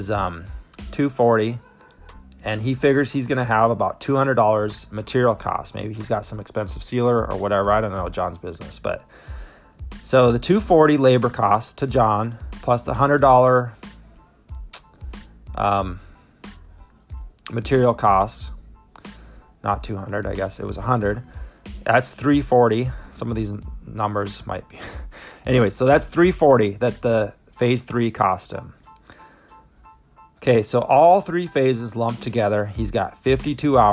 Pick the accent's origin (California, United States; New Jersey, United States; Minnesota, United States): Minnesota, United States; my home state